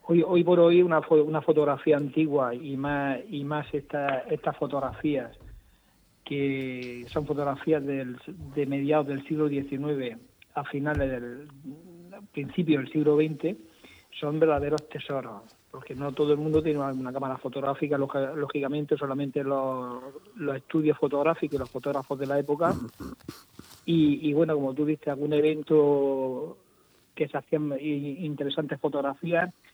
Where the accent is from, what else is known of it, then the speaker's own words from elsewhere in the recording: Region of Murcia, Spain; como un murciano más